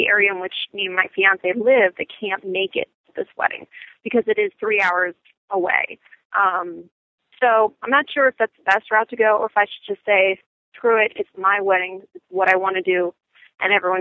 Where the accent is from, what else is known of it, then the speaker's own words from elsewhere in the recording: rural Pennsylvania, United States; I am from Podunk, middle of nowhere, Pennsylvania